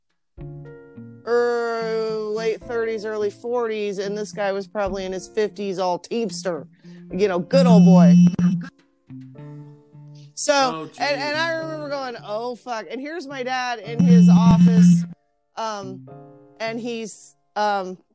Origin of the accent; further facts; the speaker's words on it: Meridian, Idaho, United States; I grew up in Boise, Meridian, Idaho in the 80s